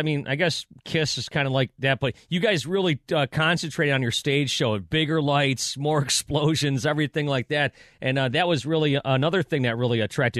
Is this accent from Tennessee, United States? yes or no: no; Buffalo, New York, United States; moved away as an adult; now in Detroit, United States; I grew up in Buffalo, started my radio career in Buffalo, and then I've been here for the past 26 years in Detroit.